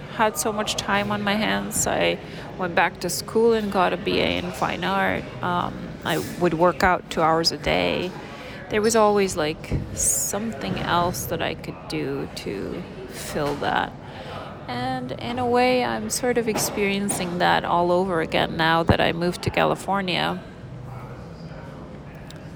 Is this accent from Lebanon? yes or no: yes; Lebanon; born or raised there; moved away as an adult